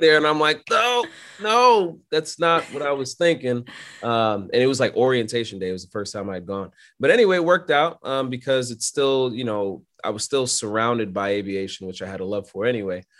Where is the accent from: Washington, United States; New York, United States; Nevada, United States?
New York, United States; New York City; I'm born and raised in Brooklyn, New York